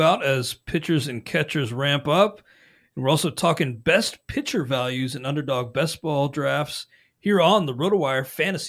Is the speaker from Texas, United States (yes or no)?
no; Ohio, United States; now in Wisconsin, United States; I don't think he's actually born and raised in Wisconsin. Neither am I. I'm an Ohio guy